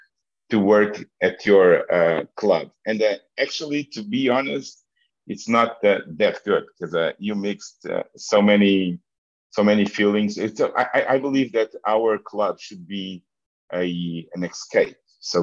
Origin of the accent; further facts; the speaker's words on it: Portugal; also born or lived in Angola; have an Angolan passport as well. And I feel like a Portuguese. So I grew up in Portugal